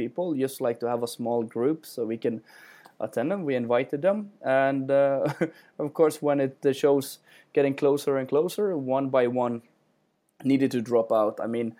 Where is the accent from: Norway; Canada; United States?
Norway; Bergen, Vestland; every time I go to shows and I tell people I'm from Norway and I'm from Bergen, everybody says, I really want to visit that.